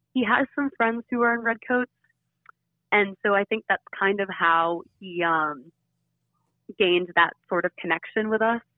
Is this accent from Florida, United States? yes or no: no; Flowery Branch, Georgia, United States; I am originally from Bowery Branch, Georgia.